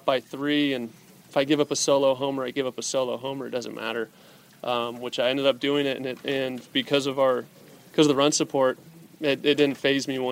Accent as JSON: {"language": "English", "area": "Anaheim", "region": "California", "country": "United States", "tie": "born or raised there", "said": "my hometown team"}